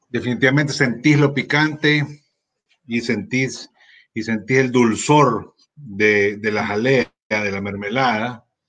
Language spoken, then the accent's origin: Spanish; El Salvador